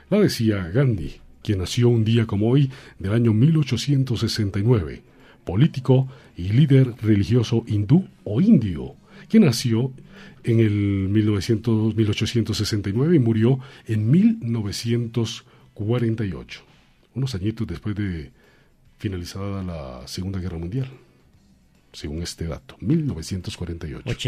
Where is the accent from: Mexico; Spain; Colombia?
Colombia; al fin y al cabo, seamos negros, seamos blancos, seamos mulatos, seamos altos, seamos bajitos, todos somos colombianos.